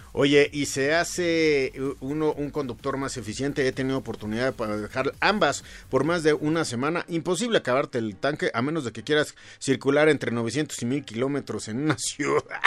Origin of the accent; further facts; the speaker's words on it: Mexico; como mexicanos